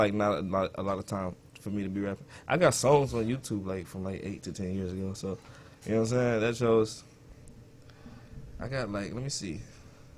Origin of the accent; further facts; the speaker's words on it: Detroit, Michigan, United States; I'm from Detroit, specifically. The east side